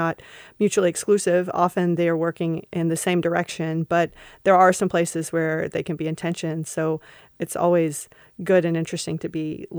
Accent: Kentucky, United States; You're a city girl, and I'm a hillbilly from the mountains of Kentucky.

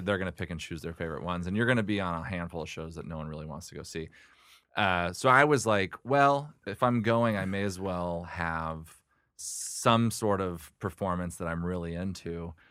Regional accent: Oregon, United States; now in Los Angeles, United States; I'm from, I grew up in Oregon

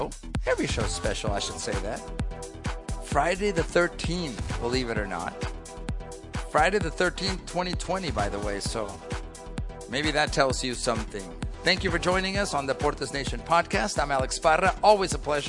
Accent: Mexico; now in United States; I grew up in Mexico when I was younger, way before you were even on this planet. But my mother, American

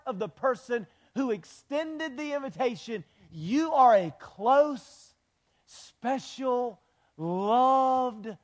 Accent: Wilmington, United States; We're both from Wilmington.

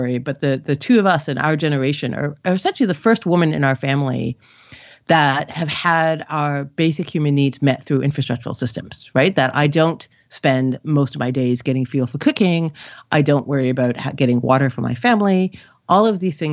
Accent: Canada; moved away as an adult; also born or lived in India; now in United States; I grew up in Canada, but my parents are immigrants from India

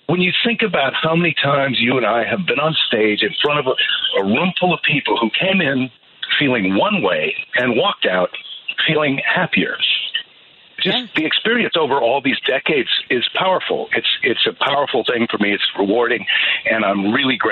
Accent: La Crosse, Wisconsin, United States; moved away; also born or lived in Iowa City, Iowa / Clarksville, Tennessee; I spent most of my childhood in La Crosse, Wisconsin, and with 5 years in Clarksville, Tennessee

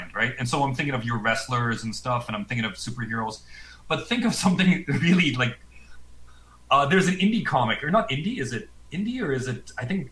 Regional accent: Calgary, Alberta, Canada; I grew up in Calgary, man. Yeah, I'm from Calgary

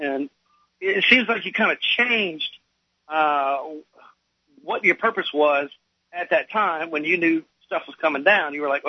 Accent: Louisiana, United States; now in South Carolina, United States; I'm from Louisiana

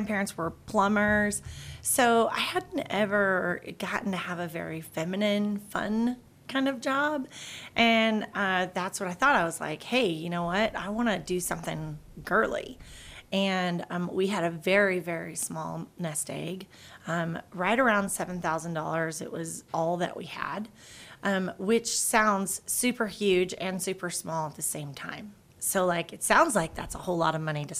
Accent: West Texas, United States; moved away as an adult; now in Idaho, United States; I grew up in West Texas

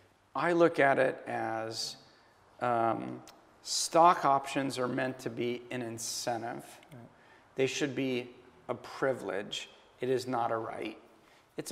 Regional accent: New York, United States; I'm a New Yorker. I'm Larry David.

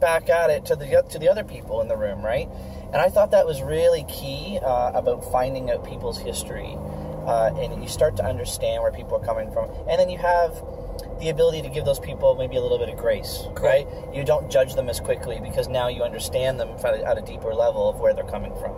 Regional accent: Guelph, Ontario, Canada; my family's been in town uh, since 1919

